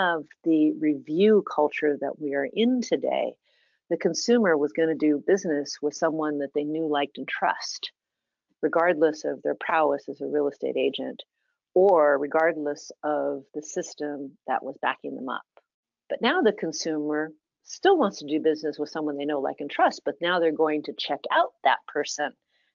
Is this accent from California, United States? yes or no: yes; Los Angeles, California, United States; also born or lived in Silicon Valley; I was born and raised in Los Angeles